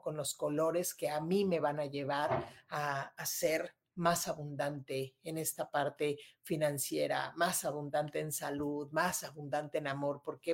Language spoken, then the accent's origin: Spanish; Mexico City, Mexico; moved away as an adult; now in Monterrey, Mexico; yo soy de Ciudad de México y me vine a vivir aquí a Monterrey hace ya unos años